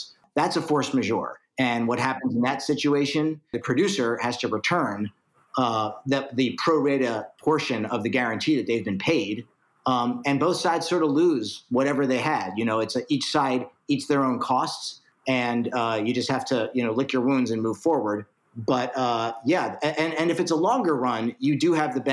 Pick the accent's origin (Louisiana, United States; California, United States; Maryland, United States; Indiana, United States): Maryland, United States; Baltimore; Growing up in Baltimore, Maryland